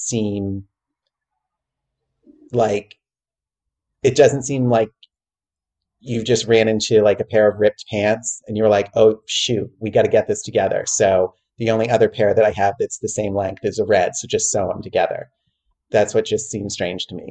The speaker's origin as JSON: {"language": "English", "region": "New England", "country": "United States", "tie": "born or raised there", "said": "I grew up in New England."}